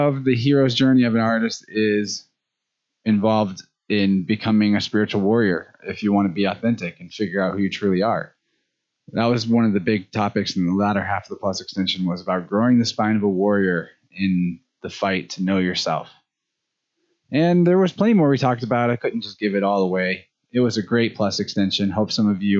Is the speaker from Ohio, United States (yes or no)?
no; Springfield, Missouri, United States; Springfield Metaphysical Fair is in my hometown, Springfield, Missouri